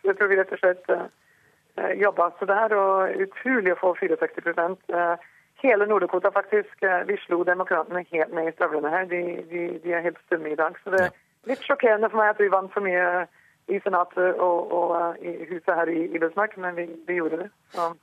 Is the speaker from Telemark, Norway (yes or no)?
yes; Skien, Telemark, Norway; moved away as an adult; also born or lived in Rjukan, Norway; now in North Dakota, United States; jeg var født eh, på Rjukan, eh, Telemark, ikke sant, og flytta til, til Skiens område som ungjente.